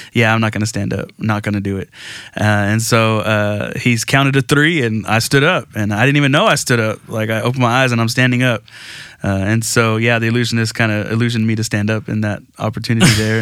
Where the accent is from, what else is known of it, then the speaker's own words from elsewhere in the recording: Aransas Pass, Texas, United States; I grew up in Aransas Pass, Texas, so small town right off the coast